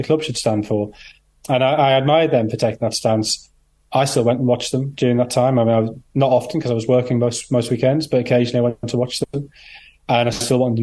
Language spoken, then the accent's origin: English; Sunderland, North East England, United Kingdom; I grew up in Sunderland